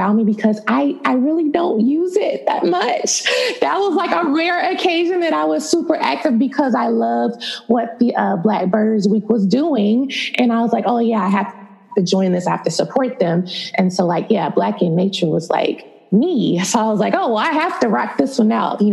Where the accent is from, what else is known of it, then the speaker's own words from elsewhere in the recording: United States; also born or lived in Dallas, Texas / Tampa, Florida; I'm from Dallas and then from Tampa. So I grew up really half and half in both